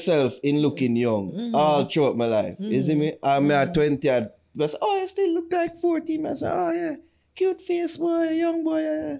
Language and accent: English; Jamaica; we're Jamaican.